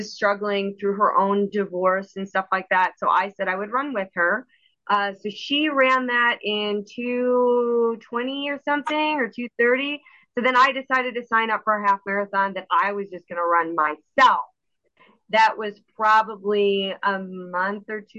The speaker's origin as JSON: {"language": "English", "region": "Missouri", "country": "United States", "tie": "born or raised there", "moved": "yes", "lives_now": "Chicago suburb, United States", "said": "I grew up in Missouri"}